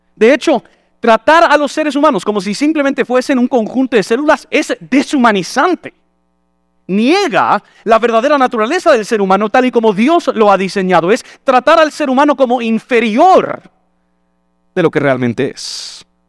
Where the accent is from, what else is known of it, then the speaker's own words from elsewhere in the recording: United States; Spanish is a second language; moved away as an adult; now in Guatemala; como buen gringo